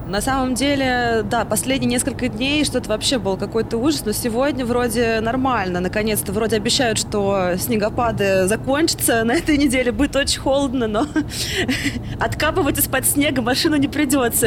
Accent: Samara, Samara Oblast, Russia; moved away as an adult; now in Moscow, Russia; я из Самары, и тут 13 э, лет

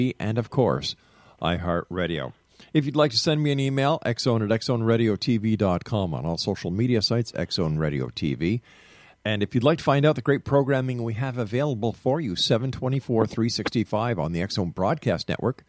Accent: Canada; I'm not an American. I'm a Canadian

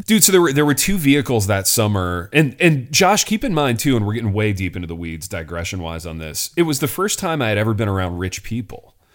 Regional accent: Hartford City, Indiana, United States; I'm in East Central Indiana at this point, a little town called Hartford City

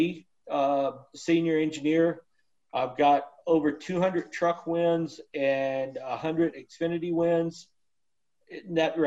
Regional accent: Texas, United States; moved away as an adult; I was born in Texas

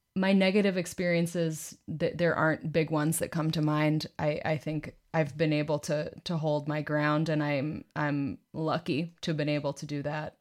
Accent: Boston, Massachusetts, United States; my hometown, Boston

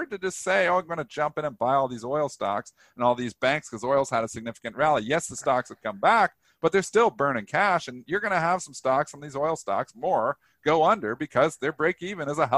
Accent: Canada; I am Canadian.

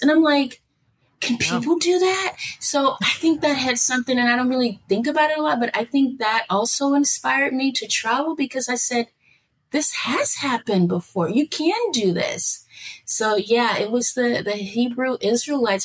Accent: Chicago, Illinois, United States; moved away as an adult; also born or lived in Okinawa, Japan / Yokosuka, Japan; now in Yucatan, Mexico; I grew up on the south side of Chicago, 47th Street.

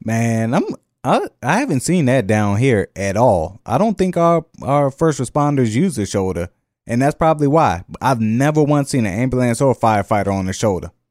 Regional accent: the North, United States; now in Jefferson Parish, Louisiana, United States; I'm from the North

